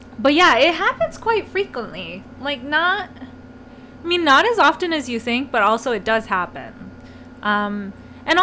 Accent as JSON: {"language": "English", "town": "Chicago", "region": "Illinois", "country": "United States", "moved": "yes", "lives_now": "Los Angeles, United States", "said": "I'm from Chicago"}